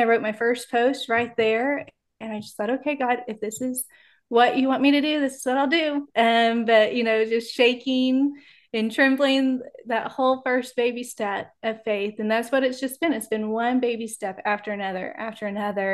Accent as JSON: {"language": "English", "region": "Texas", "country": "United States", "tie": "born or raised there", "moved": "yes", "lives_now": "Oklahoma City, United States", "said": "I grew up in Texas, and now I'm in Oklahoma City"}